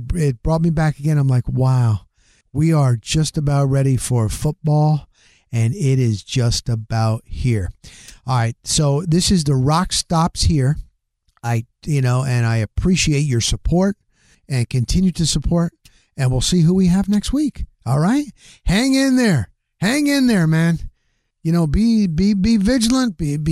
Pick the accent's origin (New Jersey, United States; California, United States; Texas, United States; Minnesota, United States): New Jersey, United States; moved away; I grew up in the Northeast, New Jersey